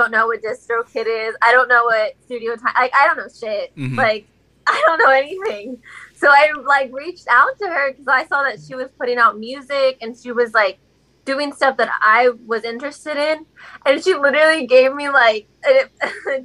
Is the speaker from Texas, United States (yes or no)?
yes; Houston, Texas, United States; also born or lived in Navasota, Texas / Lubbock, Texas; growing up in Texas